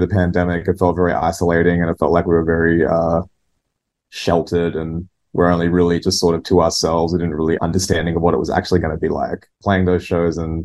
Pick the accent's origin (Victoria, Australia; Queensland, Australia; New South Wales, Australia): New South Wales, Australia; Newcastle; my DIY music scene in my hometown, Newcastle.